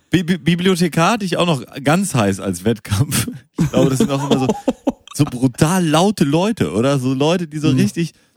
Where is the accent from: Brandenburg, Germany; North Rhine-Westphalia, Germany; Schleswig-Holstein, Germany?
North Rhine-Westphalia, Germany; Münster; now in Hamburg, Germany; ich komme gebürtig aus Münster